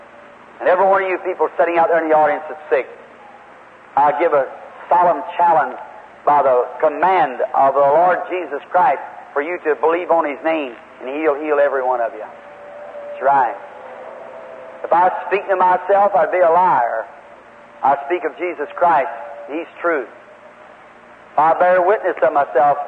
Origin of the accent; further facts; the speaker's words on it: Indiana, United States; Indiana, my home state